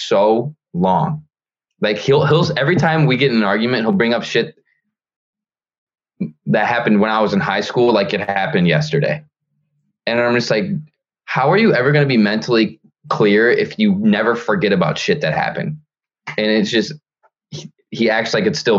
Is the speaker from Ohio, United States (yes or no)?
yes; near Toledo, Ohio, United States; moved away; my hometown, my super small hometown, which all my friends are